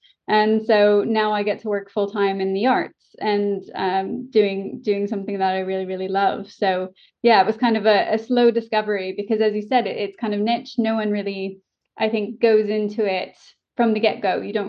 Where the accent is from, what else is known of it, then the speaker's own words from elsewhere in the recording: Orange, California, United States; accent: general American; moved away as an adult; also born or lived in San Diego / New York; now in United Kingdom; I grew up basically in Old Town Orange, so 10 minutes from Anaheim. And I was, born and raised there. I went to college in San Diego. So I spent, my whole life basically in Southern California. And then I moved to New York for 3 years.